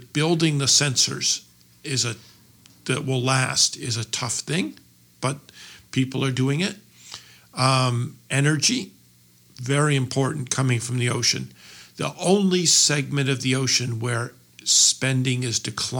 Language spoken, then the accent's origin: English; Cambridge, Massachusetts, United States; Cambridge, Massachusetts.